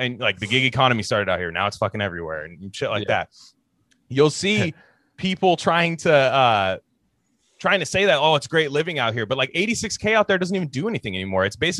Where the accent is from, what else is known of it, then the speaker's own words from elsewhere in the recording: California, United States; as a Californian